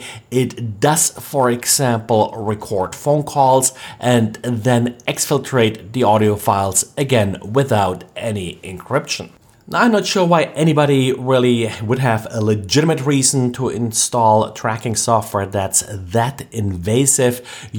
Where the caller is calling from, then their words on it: Jacksonville, Florida, United States; today I'm recording from Jacksonville, Florida.